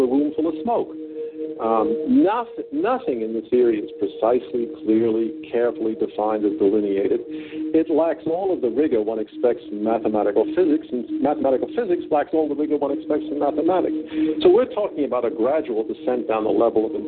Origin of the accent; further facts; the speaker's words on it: New York, United States; moved away as an adult; also born or lived in California; now in Paris, France; I was born in New York. Yes. Spent 31 years in Manhattan